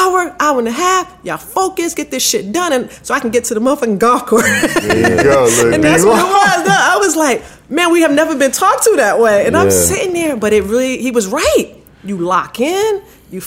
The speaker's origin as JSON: {"language": "English", "region": "New York", "country": "United States", "tie": "born or raised there", "said": "Growing up in New York"}